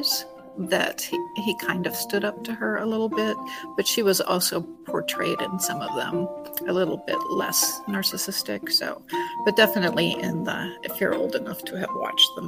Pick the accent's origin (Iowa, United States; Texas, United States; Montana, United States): Montana, United States; Anaconda; I was born and raised in Montana